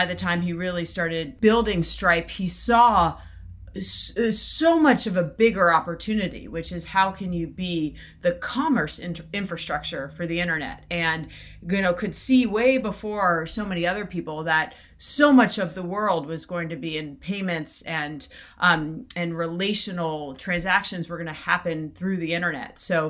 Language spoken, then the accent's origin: English; East Coast, United States; I grew up in the East Coast